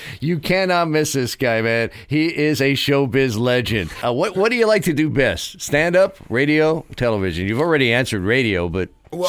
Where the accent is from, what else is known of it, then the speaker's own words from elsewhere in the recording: New York City, New York, United States; I grew up in New York City